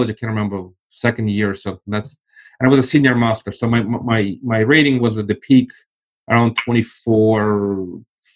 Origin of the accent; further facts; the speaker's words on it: Russia; now in United States; I actually come from the former Soviet Union. I left, it was still Soviet Union.